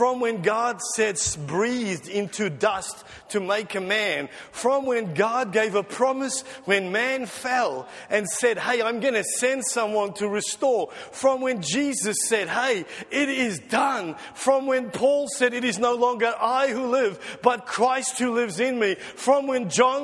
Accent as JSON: {"language": "English", "country": "South Africa", "moved": "yes", "lives_now": "Australia", "said": "I'm just a South African, naturalized Australian of Dutch descent."}